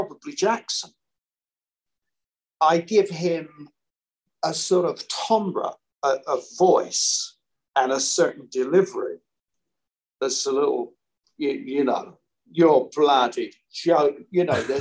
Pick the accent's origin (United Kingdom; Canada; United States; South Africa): United Kingdom; London; I'm originally from South London